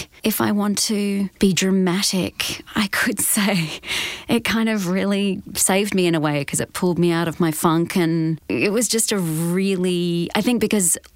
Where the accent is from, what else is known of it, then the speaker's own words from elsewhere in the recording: Perth, Western Australia, Australia; moved away as an adult; now in Los Angeles, United States; growing up in Perth